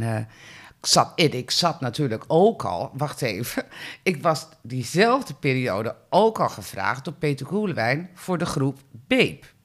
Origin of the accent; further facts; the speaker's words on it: Heemstede, North Holland, Netherlands; ik ben ook opgegroeid in Heemstede